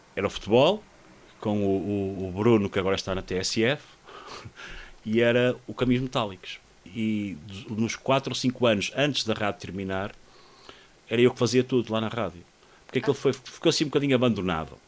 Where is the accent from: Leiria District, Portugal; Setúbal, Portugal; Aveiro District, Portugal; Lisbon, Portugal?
Aveiro District, Portugal; Espinho; eu sou de Espinho, não é? nasci em Espinho e morei muitos anos em Espinho